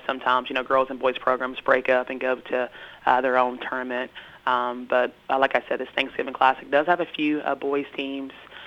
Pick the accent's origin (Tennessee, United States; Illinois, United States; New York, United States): Tennessee, United States; West; I'm from West Tennessee